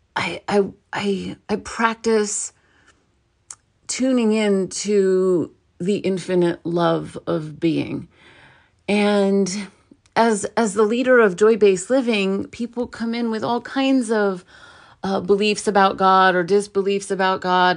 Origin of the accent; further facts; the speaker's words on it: New York City, New York, United States; I was born in New York, in Brooklyn